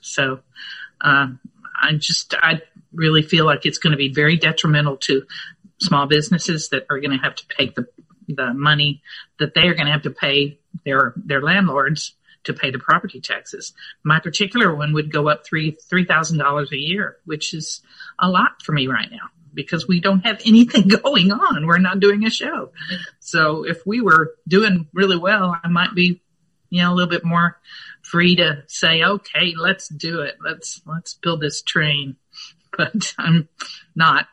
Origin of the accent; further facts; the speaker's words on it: Fort Worth, Texas, United States; also born or lived in Los Angeles; now in Austin, United States; we came to Texas when I was three, and uh, so I grew up in Fort Worth